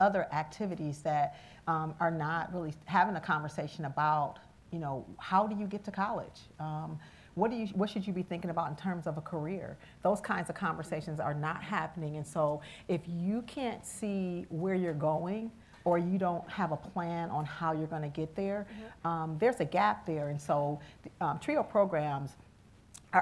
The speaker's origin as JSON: {"language": "English", "town": "Cleveland", "region": "Ohio", "country": "United States", "also_born_or_lived": "Bowling Green, Ohio", "said": "I'm originally from Cleveland as well, and I remember when I left here from the inner city"}